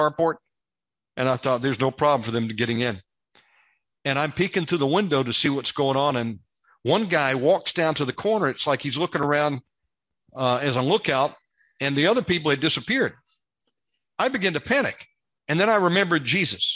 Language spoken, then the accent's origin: English; United States; moved away as an adult; now in Indonesia; an American living over here